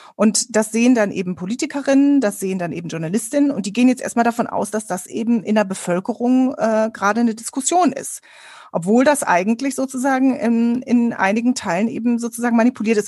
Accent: Ruhr area, North Rhine-Westphalia, Germany; Ich bin im Ruhrgebiet aufgewachsen

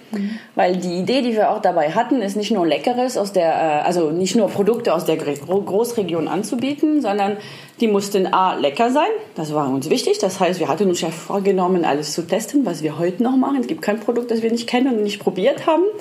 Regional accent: Lyon, Auvergne-Rhône-Alpes, France; Ich bin aus Lyon, das ist die Hauptstadt der Gastronomie. Da esse ich schon seit meiner Kindheit eigentlich total gern alles Mögliche

